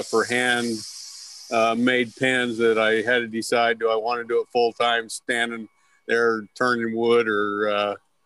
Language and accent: English; Idaho, United States; moved away as an adult; also born or lived in Eastern Oregon / Rexburg, Idaho / Riverdale, Utah; now in Utah, United States; I grew up in Idaho and Eastern Oregon.